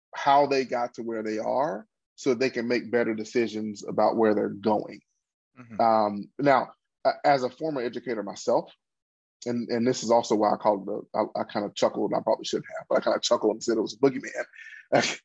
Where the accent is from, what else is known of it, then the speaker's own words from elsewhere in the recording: Pine Bluff, Arkansas, United States; also born or lived in Boston; my hometown of Pine Bluff